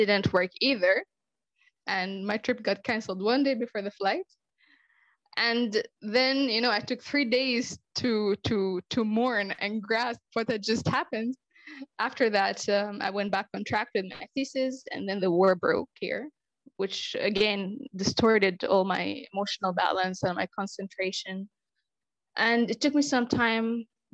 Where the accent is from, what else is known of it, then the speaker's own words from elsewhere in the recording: Israel; also born or lived in Luxembourg / Jerusalem; I was born and raised in Israel